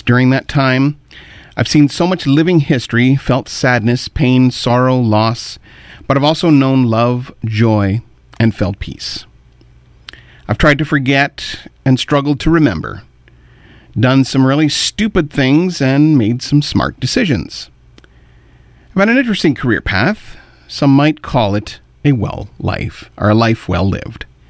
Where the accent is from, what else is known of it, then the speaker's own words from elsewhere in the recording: Kitchener, Ontario, Canada; also born or lived in Pembroke, Ontario / Ottawa, Ontario; From there, we moved to Kitchener, and I've lived there the rest of my 50 years